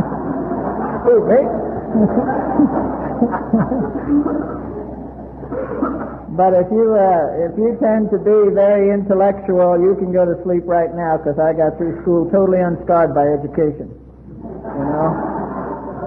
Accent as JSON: {"language": "English", "town": "New York City", "region": "New York", "country": "United States", "tie": "born or raised there", "moved": "yes", "lives_now": "San Diego, United States", "said": "I was born and raised in Brooklyn, New York"}